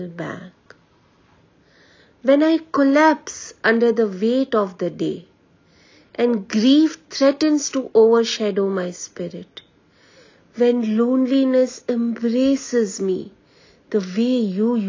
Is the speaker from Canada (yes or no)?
no; Mumbai, Maharashtra, India; I am from Mumbai